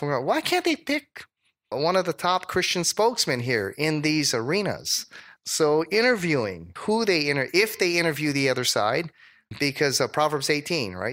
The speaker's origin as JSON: {"language": "English", "region": "Hawaii", "country": "United States", "also_born_or_lived": "Dallas", "said": "I was from Hawaii"}